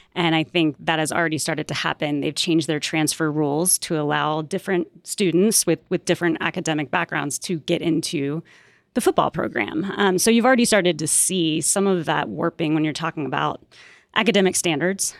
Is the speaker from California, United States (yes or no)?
no; Atlanta, Georgia, United States; now in Colorado, United States; I grew up in Atlanta